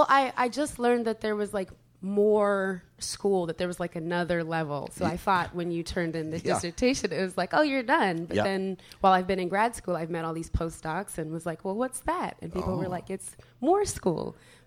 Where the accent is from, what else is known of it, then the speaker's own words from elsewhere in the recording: Ithaca, New York, United States; now in Philadelphia, United States; I'm from Ithaca, New York. I'm from upstate New York.